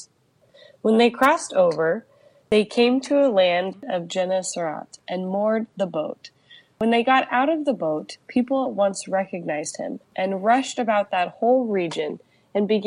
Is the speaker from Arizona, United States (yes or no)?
no; Palm Desert, California, United States; now in San Diego, United States; I grew up in Palm Desert.